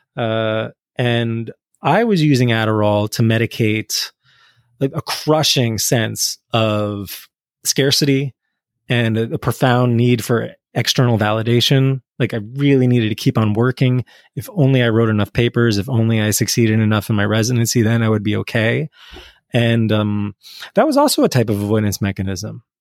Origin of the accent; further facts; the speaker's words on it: New Jersey, United States; I grew up in North Jersey, in the eighties and nineties